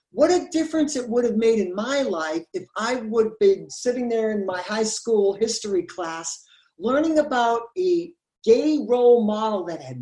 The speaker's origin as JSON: {"language": "English", "region": "New Hampshire", "country": "United States", "also_born_or_lived": "Florida", "said": "I'm from New Hampshire originally."}